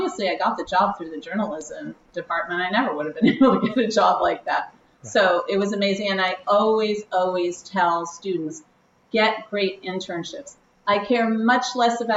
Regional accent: New York City, New York, United States; I am from New York City

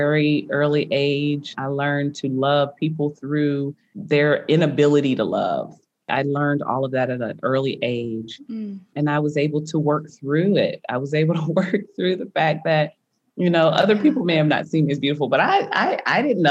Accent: United States; growing up in America

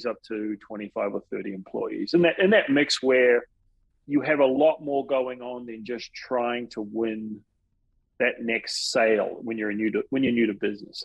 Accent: New Zealand; now in Houston, United States; I'm originally from New Zealand, but Houston's home now.

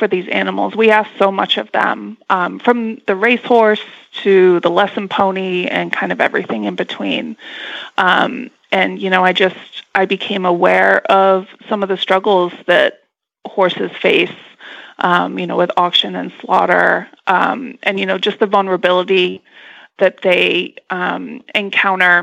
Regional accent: England, United Kingdom; I was born and raised in England

